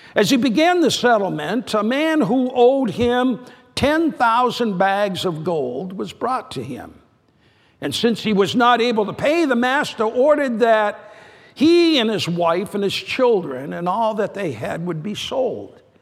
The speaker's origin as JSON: {"language": "English", "region": "New Hampshire", "country": "United States", "tie": "born or raised there", "said": "New Hampshire, my home state."}